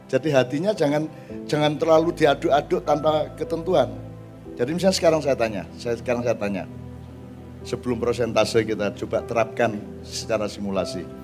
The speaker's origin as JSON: {"language": "Indonesian", "region": "East Java", "country": "Indonesia", "said": "harus punya cita-cita sebagai orang Madura secara keseluruhan, tidak hanya pribadi-pribadi. Dulu kita punya Basrah, kita sekarang tidak punya."}